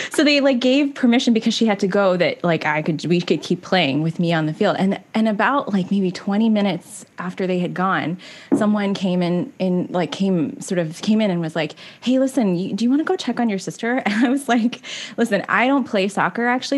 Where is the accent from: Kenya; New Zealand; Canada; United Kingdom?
Canada; we're definitely a Canadian podcast